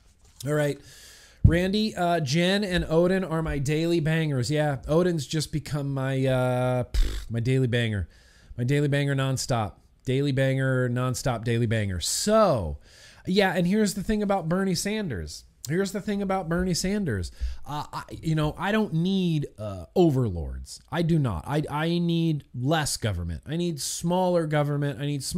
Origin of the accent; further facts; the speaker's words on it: Australia; Light, I'm an Australian.